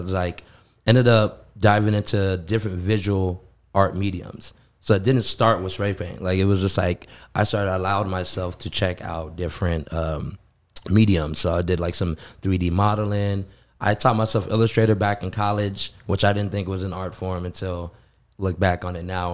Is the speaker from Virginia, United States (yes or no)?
no; Los Angeles, California, United States; moved away as an adult; now in Phoenix, United States; Born and raised in the Koreatown area.